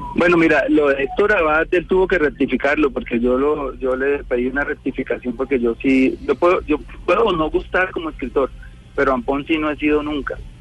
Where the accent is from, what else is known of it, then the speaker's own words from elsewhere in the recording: Girardot, Cundinamarca, Colombia; a mi tierra, Girardot